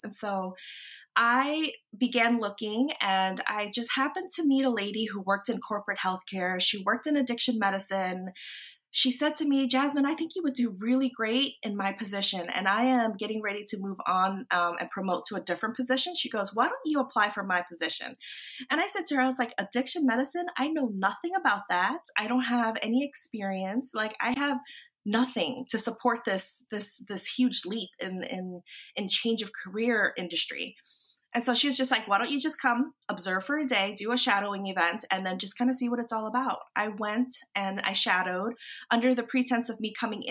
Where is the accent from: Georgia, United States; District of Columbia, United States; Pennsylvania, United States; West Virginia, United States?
District of Columbia, United States; Washington; moved away as an adult; also born or lived in North Carolina; So we were up there in the DC area, and that's my hometown.